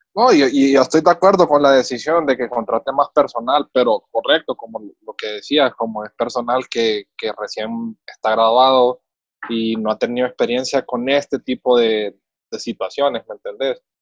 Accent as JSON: {"language": "Spanish", "country": "Honduras", "said": "uno como hondureño"}